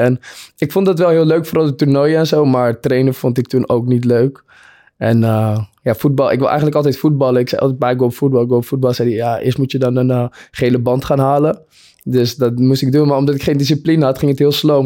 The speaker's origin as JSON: {"language": "Dutch", "town": "Purmerend", "region": "North Holland", "country": "Netherlands", "said": "we uit Purmerend kwamen"}